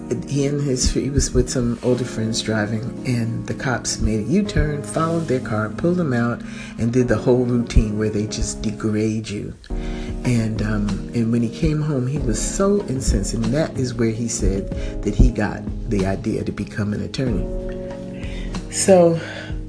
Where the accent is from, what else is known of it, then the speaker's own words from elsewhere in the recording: United States; I am an American